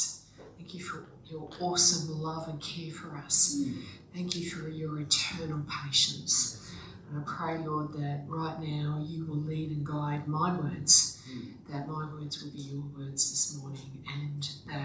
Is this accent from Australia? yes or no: yes; Victoria, Australia; moved away as an adult; now in Queensland, Australia; I grew up in Victoria. I'm the daughter of a dairy farmer